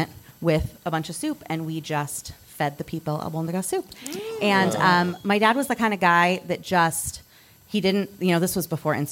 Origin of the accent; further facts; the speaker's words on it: San Diego, California, United States; I grew up in San Diego